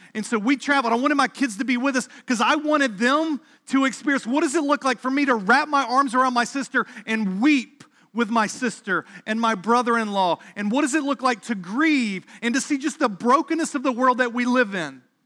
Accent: South Carolina area, the Carolinas, United States; moved away as an adult; now in Boston, United States; I grew up in the North Carolina, South Carolina area.

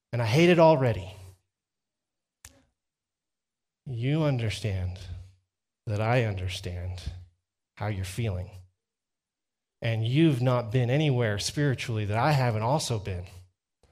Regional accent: Texas, United States; accent: Texas twang; I'm from Texas, because I can translate using my Texas twang

